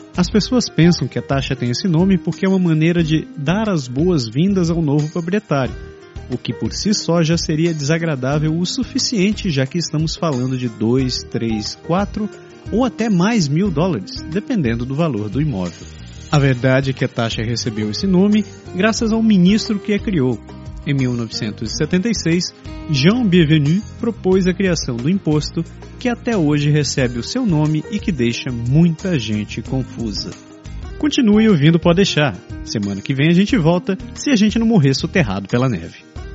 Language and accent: Portuguese; Belém, Pará, Brazil; moved away as an adult; now in Canada; Na minha terra, lá em Belém